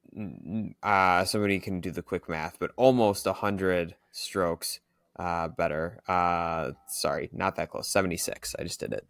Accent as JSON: {"language": "English", "town": "Green Bay", "region": "Wisconsin", "country": "United States", "said": "I'm from the Green Bay area"}